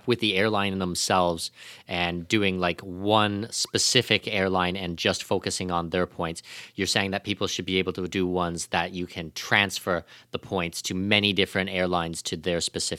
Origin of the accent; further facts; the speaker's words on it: Canada; Like, I'm Canadian